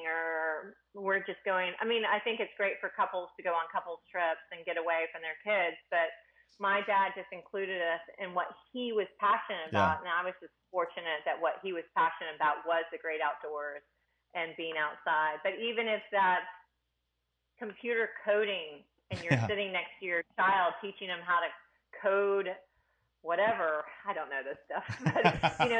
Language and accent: English; Houston, Texas, United States; we grew up in Houston, Texas in the city